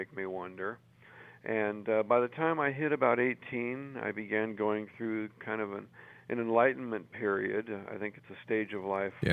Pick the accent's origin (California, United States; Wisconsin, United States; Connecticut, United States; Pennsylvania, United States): California, United States; I was born and raised in California